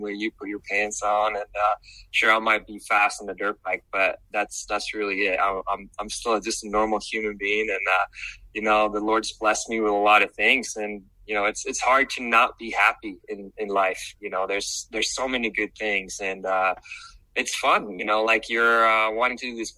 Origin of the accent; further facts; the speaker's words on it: Sweden; now in Charlotte, United States; growing up in Sweden, we're only like 9 million people in Sweden, that whole country